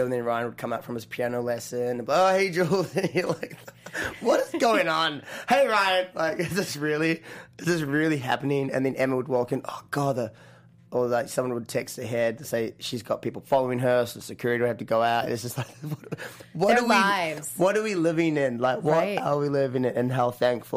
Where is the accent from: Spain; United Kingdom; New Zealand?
New Zealand; accent: New Zealand; also born or lived in Australia; now in United States; little connection there with New Zealand and my accent